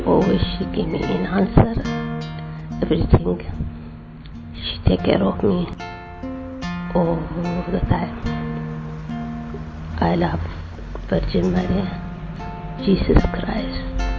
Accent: Ethiopia; English is a second language; moved away as an adult; now in United Kingdom; I'm from Ethiopia. I'm Ethiopian Orthodox Christian. I live in the UK 16 years.

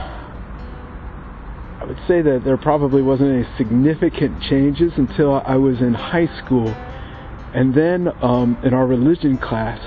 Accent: Sidney, Ohio, United States; moved away; I'm originally from Sydney, Ohio in the United States

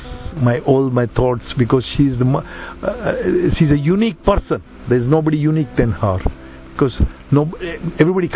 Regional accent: India; I'm Indian.

